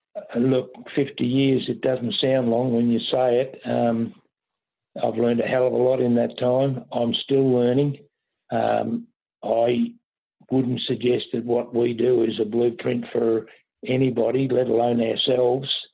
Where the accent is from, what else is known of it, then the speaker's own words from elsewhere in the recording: Moriac, Victoria, Australia; now in Derrinallum, Australia; I personally was born and bred uh, at Moriac